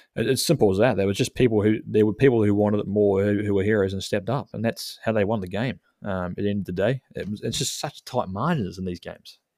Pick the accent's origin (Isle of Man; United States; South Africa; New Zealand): New Zealand; now in Australia; as a Kiwi